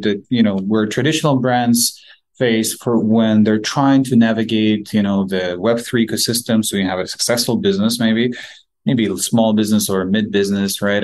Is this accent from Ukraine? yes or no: yes; Ukraine; we're both from Ukraine